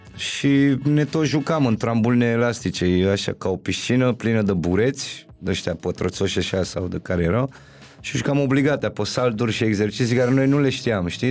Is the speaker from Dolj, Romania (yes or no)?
no; Bucharest, Romania; also born or lived in Berceni, Bucharest; eu eram din Titan, cred că încă nu ne mutasem în Berceni